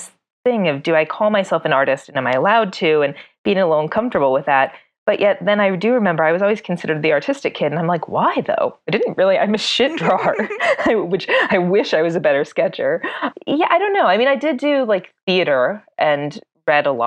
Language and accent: English; South Bend, Indiana, United States; now in Los Angeles, United States; I grew up actually in South Bend, Indiana. I'm a Midwestern girl